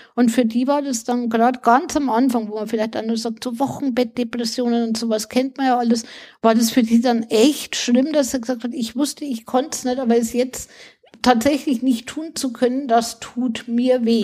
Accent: Bavaria, Germany; bei uns in Bayern

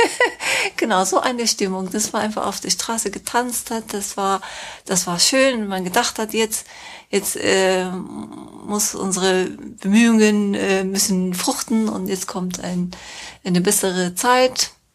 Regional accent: Tehran, Tehran Province, Iran; German is a second language; moved away as an adult; also born or lived in Minsk, Belarus / Cologne, Germany; now in Germany; ich bin in Teheran geboren und aufgewachsen, sogar die Schule zu Ende gemacht, mein Abitur gemacht

